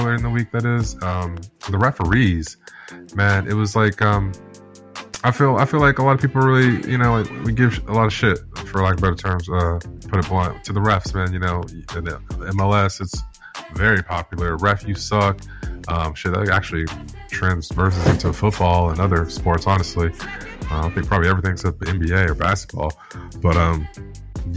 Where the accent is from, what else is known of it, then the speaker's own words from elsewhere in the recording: Ipswich, East of England, United Kingdom; Ipswich Town. You know, my hometown team